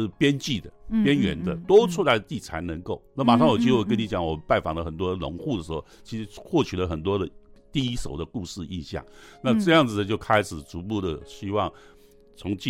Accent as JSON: {"language": "Chinese", "country": "Taiwan", "said": "“哎，你们是台湾来的哈？”我说：“对。”"}